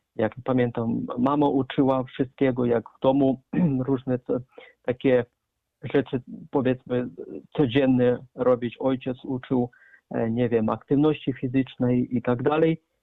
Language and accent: Polish; Arkhangelsk, Arkhangelsk Oblast, Russia; now in Poland; urodziłem się w Federacji Rosyjskiej, w Archangelsku